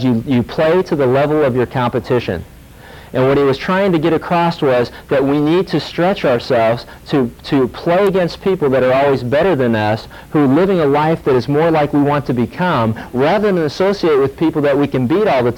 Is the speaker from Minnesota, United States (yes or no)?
no; Pittsburgh, Pennsylvania, United States; I grew up in Pittsburgh